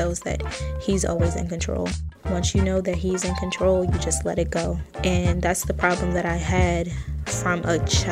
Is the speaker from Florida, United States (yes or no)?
no; Baltimore, Maryland, United States; I'm from Baltimore, Maryland, and I'm only 22